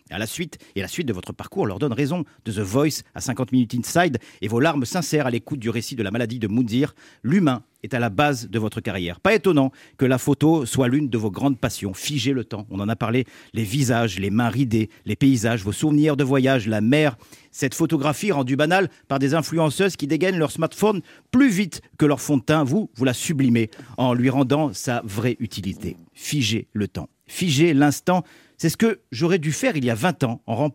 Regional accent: Nice, Provence-Alpes-Côte d'Azur, France; je suis de Nice.

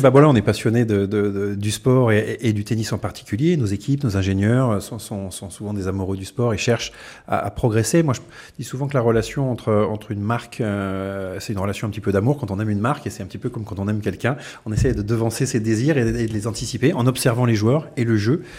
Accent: France; on est français

